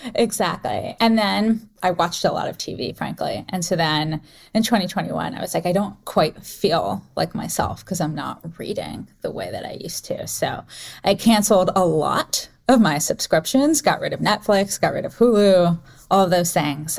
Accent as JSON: {"language": "English", "region": "North Carolina", "country": "United States", "tie": "born or raised there", "moved": "yes", "lives_now": "San Francisco, United States", "said": "I grew up in North Carolina"}